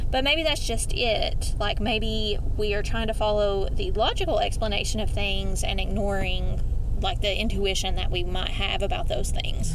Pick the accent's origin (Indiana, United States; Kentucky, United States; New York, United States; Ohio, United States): Kentucky, United States; Eastern; accent: Eastern Kentucky; my Eastern Kentucky accent